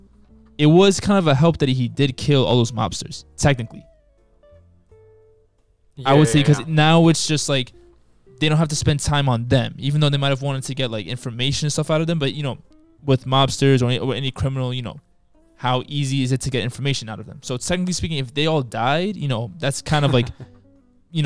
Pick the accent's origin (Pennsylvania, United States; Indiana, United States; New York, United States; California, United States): New York, United States; New York City; I'm from Queens